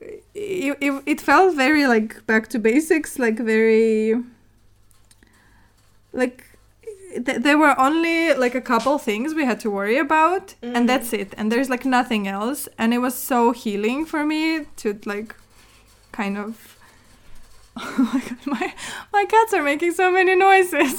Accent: Murmansk, Murmansk Oblast, Russia; moved away; I am originally from the north of Russia. It's basically like, I'm from Murmansk

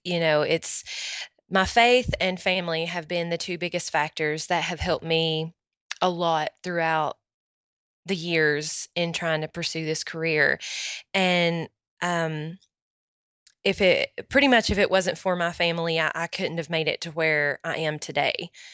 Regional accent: Morristown, Tennessee, United States; My hometown is Morristown, Tennessee

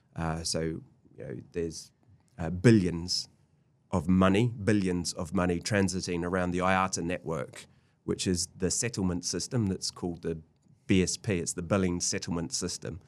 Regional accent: New Zealand; moved away as an adult; I'm a Kiwi

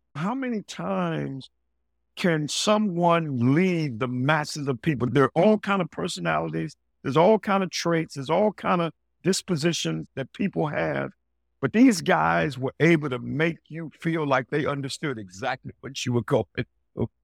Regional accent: Greensboro, North Carolina, United States; moved away; growing up in Greensboro, North Carolina

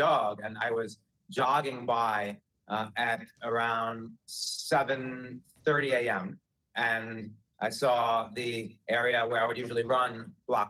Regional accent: New York City, New York, United States; I'm born and raised in Greenwich Village. I've lived here my whole life.

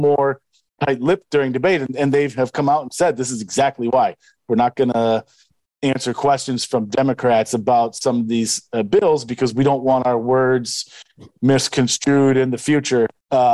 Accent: Wisconsin, United States; now in Iowa, United States; my home state

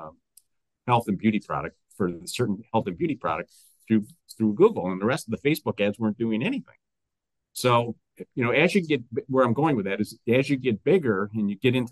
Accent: Detroit, Michigan, United States; I'm from Detroit

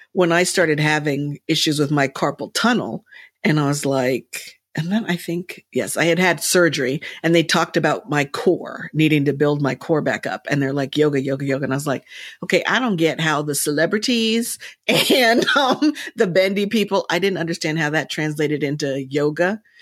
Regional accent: Princeton, New Jersey, United States; I was raised in Princeton at an A M E church.

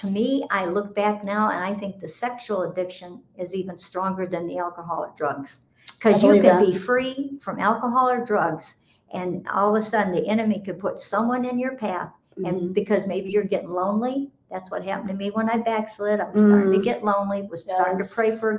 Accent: Chicago, Illinois, United States; I grew up in Chicago, in the heart of Chicago

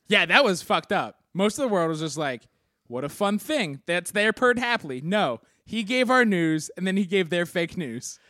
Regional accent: Philadelphia, Pennsylvania, United States; I was from Philly

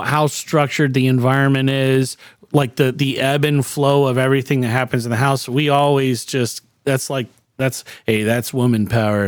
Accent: Miami, Florida, United States; also born or lived in Lake Mary, Florida; I grew up in Miami, and I was there until I was a junior in high school

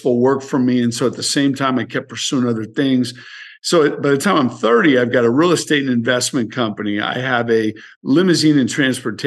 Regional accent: San Francisco, California, United States; born and raised in San Francisco

